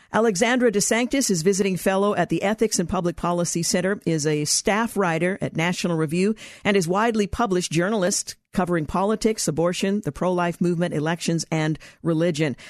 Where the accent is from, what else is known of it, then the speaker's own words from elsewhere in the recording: Oregon, United States; my home state of Oregon